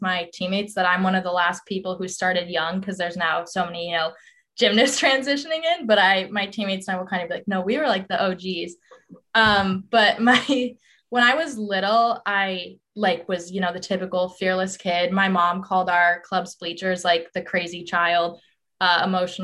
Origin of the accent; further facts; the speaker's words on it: Colorado, United States; moved away as an adult; I'm from Colorado